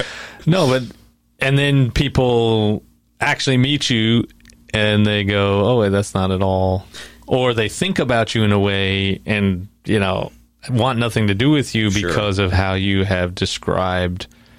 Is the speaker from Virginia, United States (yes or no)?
no; New York, United States; because I'm from New York, so I mean, I'm definitely going to hell if this is.